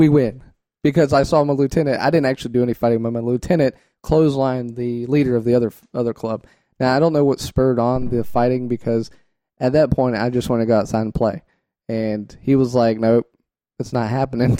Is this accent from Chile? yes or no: no; United States; I'm American.